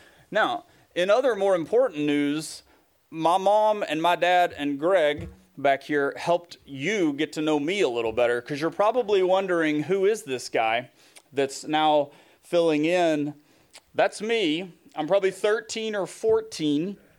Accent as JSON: {"language": "English", "region": "the South", "country": "United States", "accent": "Southern", "said": "By the way, if you can't tell, you know, definitely still got my Southern accent, but it's not as strong as it was when that picture was taken."}